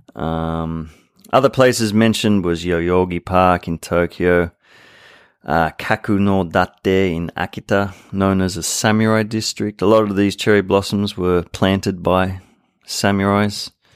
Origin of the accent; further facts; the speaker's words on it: Sydney, New South Wales, Australia; now in Japan; I'm from Sydney.